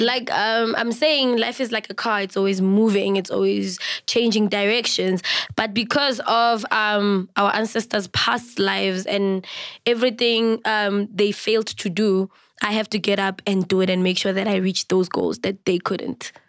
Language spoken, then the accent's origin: English; South Africa; I'm a full Venda Pay bloodline, but I was raised by a very beautiful Sotho woman.